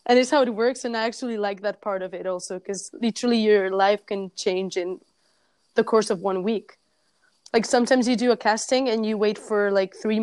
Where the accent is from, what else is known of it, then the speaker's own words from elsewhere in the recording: Barcelona, Catalonia, Spain; I was from Barcelona